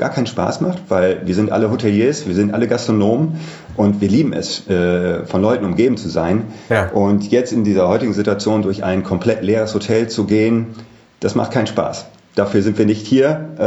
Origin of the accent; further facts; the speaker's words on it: Düsseldorf, North Rhine-Westphalia, Germany; born there; ich bin 43 Jahre alt, äh, gebürtig aus Düsseldorf, auch hier in Düsseldorf wohnt